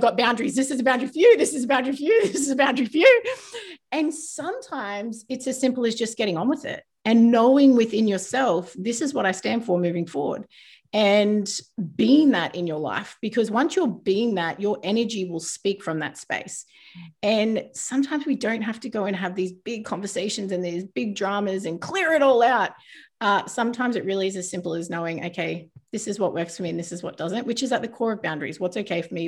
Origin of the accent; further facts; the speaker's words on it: New Zealand; I was born in New Zealand, but I live in quite a small town